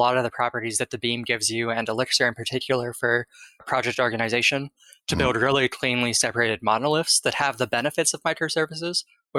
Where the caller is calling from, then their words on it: Bay Area, California, United States; I am calling from the Bay Area, California.